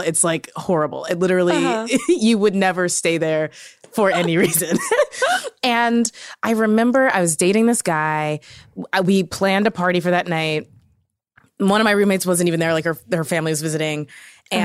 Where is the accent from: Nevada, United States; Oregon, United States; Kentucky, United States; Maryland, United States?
Kentucky, United States; I'm from Kentucky. This is a purely symbolic vote.